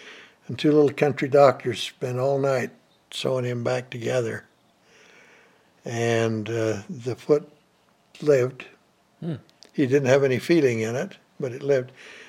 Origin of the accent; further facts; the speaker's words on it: Fillmore, Utah, United States; also born or lived in Salina, Utah / Redmond, Utah; I was born in Salina, Utah.